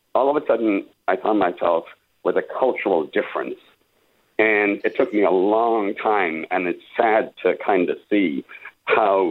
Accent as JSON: {"language": "English", "country": "Ireland", "moved": "yes", "lives_now": "San Diego, United States", "said": "I'm an immigrant from Ireland"}